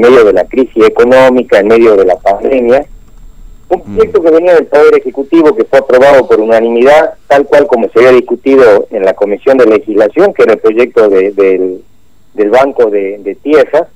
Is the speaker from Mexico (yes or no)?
no; Argentina